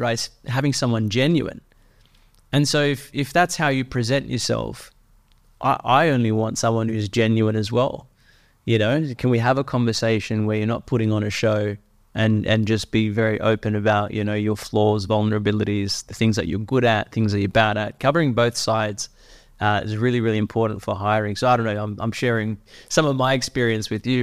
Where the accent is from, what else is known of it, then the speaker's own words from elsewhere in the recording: Sydney, New South Wales, Australia; I grew up in Western Sydney